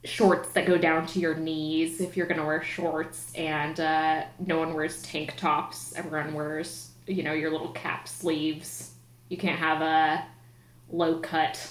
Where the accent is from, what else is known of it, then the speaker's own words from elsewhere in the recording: Utah, United States; moved away as an adult; now in New York, United States; I grew up in Utah